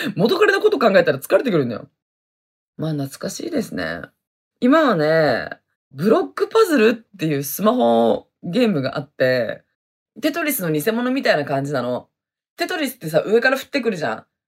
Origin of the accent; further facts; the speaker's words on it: Hokkaido, Japan; accent: Hokkaido dialect; moved away as an adult; also born or lived in Okinawa; 私はね、めちゃめちゃ北海道弁ですね。生まれも育ちも北海道でございますね。